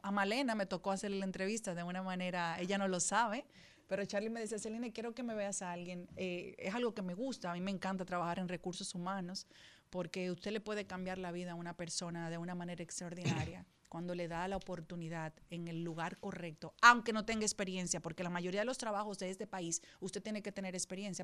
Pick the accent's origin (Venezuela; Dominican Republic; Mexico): Dominican Republic; como dominicana